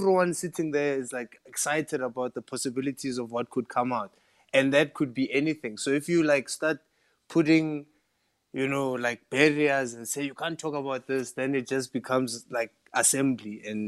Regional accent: Limpopo, South Africa; I can go, I'm from Limpopo, and I go, because I'm from Limpopo, you know, we do this.

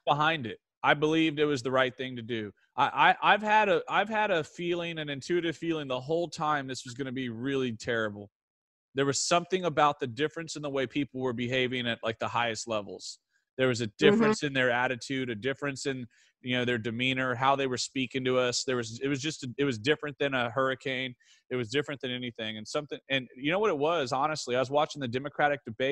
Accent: Goliad County, Texas, United States; moved away; my hometown of Goliad County

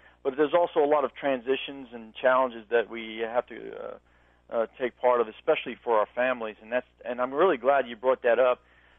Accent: New York City, New York, United States; moved away; I'm originally from Brooklyn, New York, so, you know, … makes me feel like I'm back home.

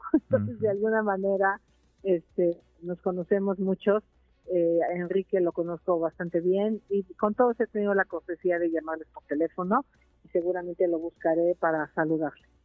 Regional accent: Mexico; países similares a nosotros

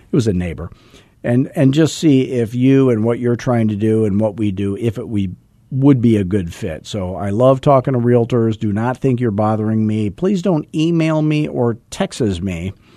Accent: Arizona, United States; I'm from Arizona, where everything was built after nineteen sixty because air conditioning was invented

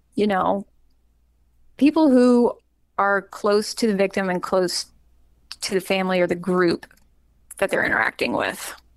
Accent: Charlotte, North Carolina, United States; moved away; grew up in Charlotte and was a very frequent church grower with my family, um, basically until I moved um, away

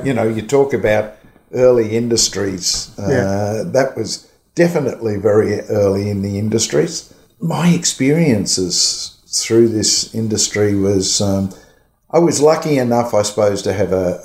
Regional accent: Australia; I'm an Aussie

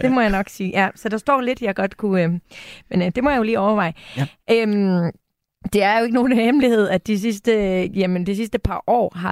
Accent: Jutland, Denmark; Og jeg er jo også jyde

